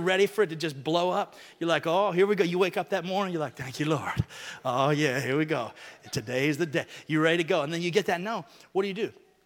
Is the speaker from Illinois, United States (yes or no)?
no; Alabama, United States; moved away; when I was growing up in Alabama